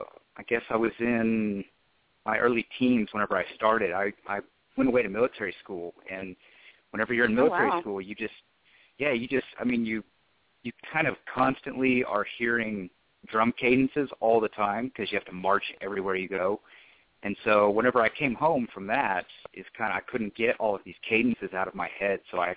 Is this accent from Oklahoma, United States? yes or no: yes; Oklahoma City, Oklahoma, United States; I'm originally from Oklahoma City, Oklahoma, and I still live there. I'm a student there still.